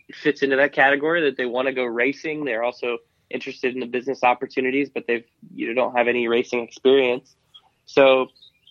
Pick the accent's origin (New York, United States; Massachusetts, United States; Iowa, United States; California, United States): Iowa, United States; Cedar Rapids; I grew up in Iowa, and, you know, Iowa is a great state for motorsports